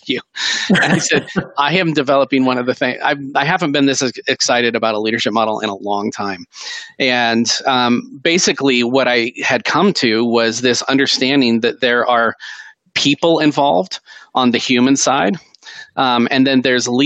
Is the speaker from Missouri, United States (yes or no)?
no; Seattle, Washington, United States; I grew up in Seattle